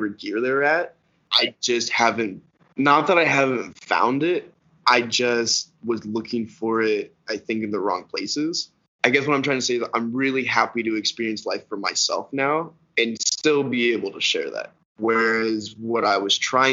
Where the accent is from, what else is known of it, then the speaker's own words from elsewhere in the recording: Canada; being Canadian.